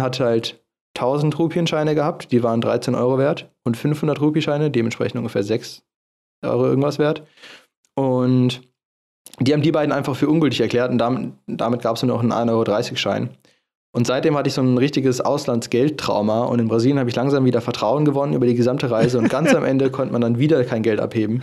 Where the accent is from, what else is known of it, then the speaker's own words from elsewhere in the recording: Germany; wir als Deutsche